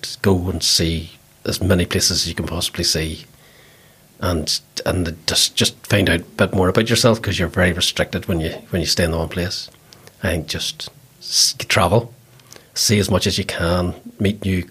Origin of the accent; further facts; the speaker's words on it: Ballymena, Northern Ireland, United Kingdom; I'm from Ballymena, and his father was the janitor in my primary school